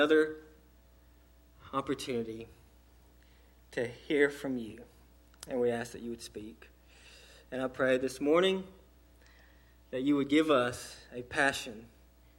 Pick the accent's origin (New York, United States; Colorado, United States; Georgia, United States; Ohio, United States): Georgia, United States; Lakeland; I grew up in Lakeland, Georgia, which is about 20 minutes northeast of Valdosta, Georgia, small town, even smaller than Eastman. And that's where I grew up.